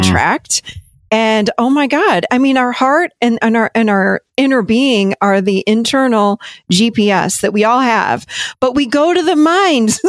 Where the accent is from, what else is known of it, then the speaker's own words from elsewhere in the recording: Rochester, New York, United States; I grew up up in Rochester, New York